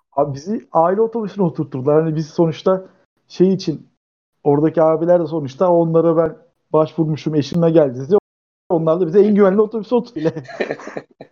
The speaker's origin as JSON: {"language": "Turkish", "town": "Dzhebel", "region": "Kardzhali Province", "country": "Bulgaria", "moved": "yes", "lives_now": "Turkey", "said": "ben Cebelliyim."}